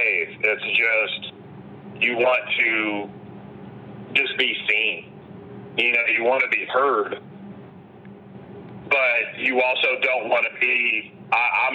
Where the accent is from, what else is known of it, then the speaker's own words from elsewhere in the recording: Indianapolis, Indiana, United States; I grew up in Pike Township.